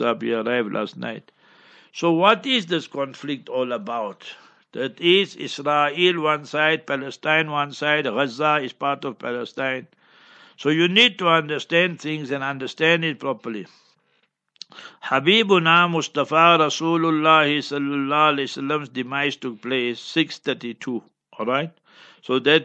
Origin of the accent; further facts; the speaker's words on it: Heidelberg, Gauteng, South Africa; my hometown, Heidelberg